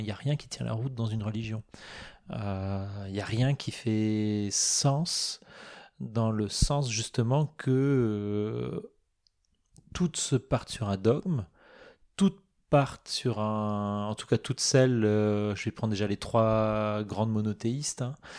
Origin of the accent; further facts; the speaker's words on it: Moselle, Grand Est, France; Je suis né en Moselle, euh, dans un proche, une région proche de l'Allemagne